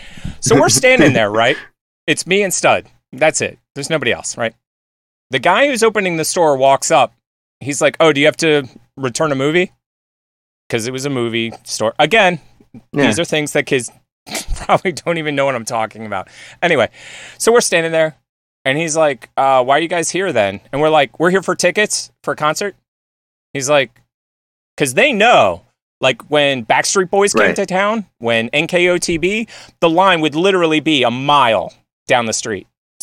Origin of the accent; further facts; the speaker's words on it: Northeast, United States; I grew up on the East Coast in the Northeast where, like